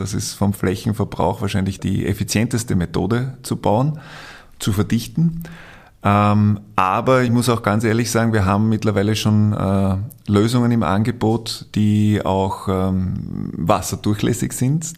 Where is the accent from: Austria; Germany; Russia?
Austria; wir als Österreicher